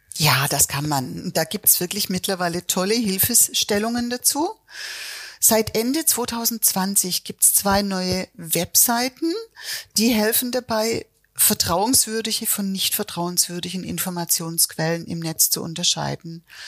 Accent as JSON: {"language": "German", "region": "Swabia", "country": "Germany", "tie": "born or raised there", "said": "Jetzt bin ich in Schwaben geboren"}